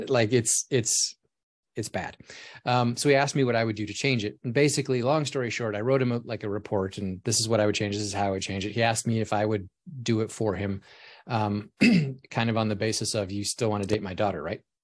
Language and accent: English; Alaska, United States; moved away as an adult; I grew up in Alaska, so it was cold and snowy all the time